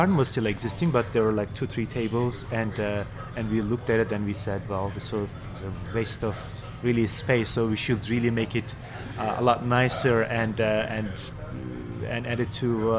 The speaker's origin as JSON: {"language": "English", "region": "Istanbul", "country": "Turkey", "tie": "born or raised there", "moved": "yes", "said": "I am from Turkey originally, from Istanbul. I grew up in Istanbul"}